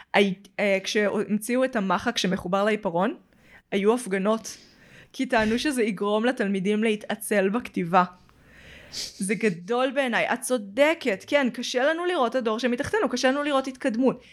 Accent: Petah Tikva, Central District, Israel; אז כאילו בשכונה היותר שווה, בפתח תקווה

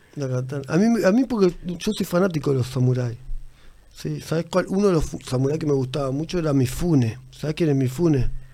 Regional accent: Uruguay; also born or lived in Tacuarembó; soy uruguayo

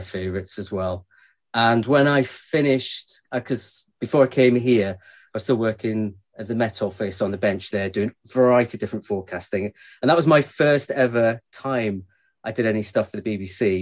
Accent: Glasgow, Scotland, United Kingdom; I grew up in Glasgow, uh, and as anybody knows, west coast of Scotland

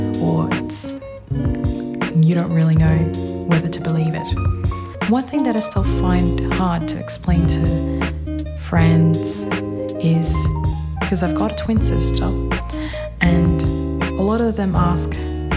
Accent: Philippines; moved away; Being Filipino means having strict parents

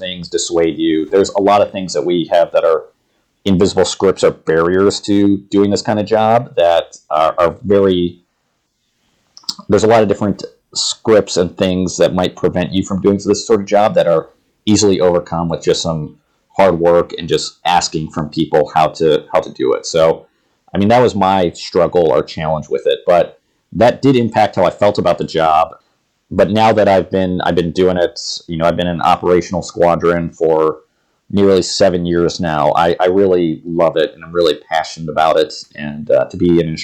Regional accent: Ohio, United States; moved away as an adult; where I grew up in Ohio

